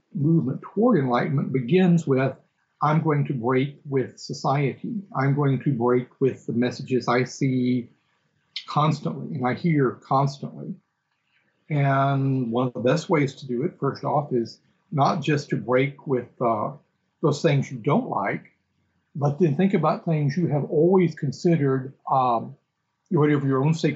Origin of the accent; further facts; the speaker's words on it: Texas, United States; I grew up in Texas